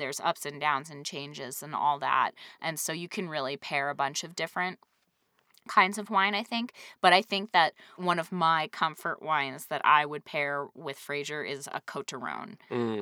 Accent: New England, United States; growing up in New England

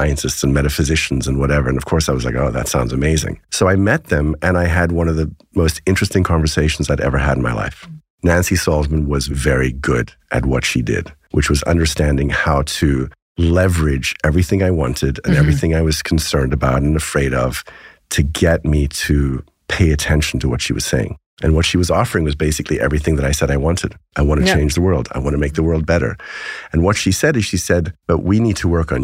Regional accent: South Africa; I grew up in South Africa

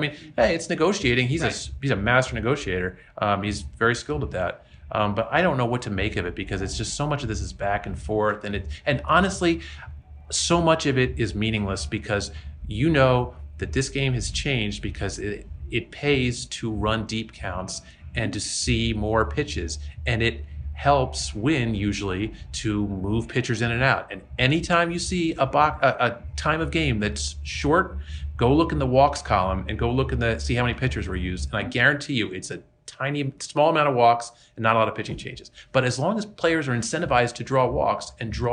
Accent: Philadelphia, Pennsylvania, United States; I'm from the Philadelphia area

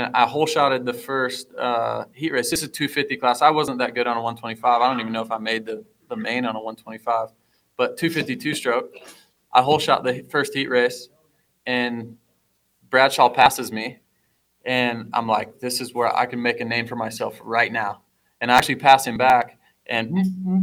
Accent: Fort Dodge, Iowa, United States; I'm some kid from Fort Dodge, Iowa

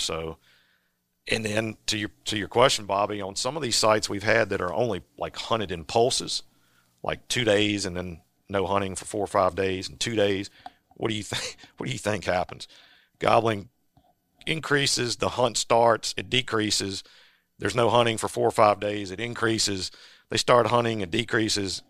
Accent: Virginia, United States; I grew up in Virginia

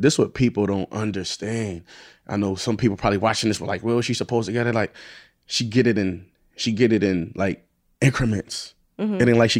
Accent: Buffalo, New York, United States; I'm from Buffalo, where, you know, nobody come out of Buffalo is nothing.

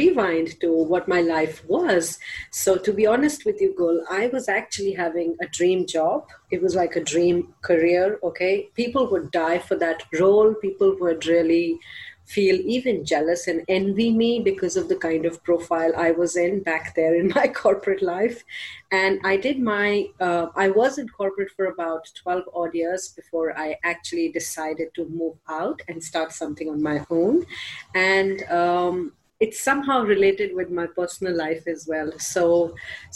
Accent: India; I'm from India

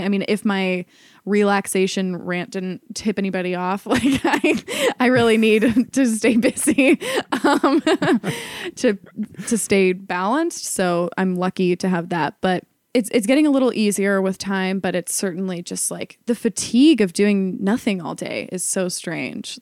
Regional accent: Ohio, United States; moved away as an adult; also born or lived in New York; I, had been going back and forth between New York and Ohio, where I'm from

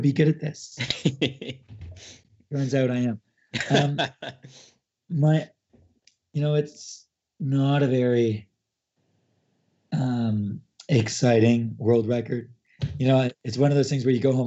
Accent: Canada; as a Canadian

